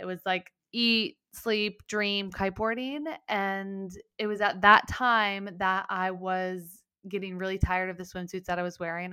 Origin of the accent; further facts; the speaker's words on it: Mendocino County, Northern California, United States; also born or lived in San Diego; grew up on a weed farm in Mendocino County